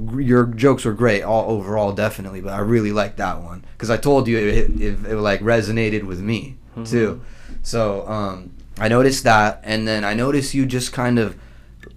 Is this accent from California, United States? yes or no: yes; Southern California, United States; we're from SoCal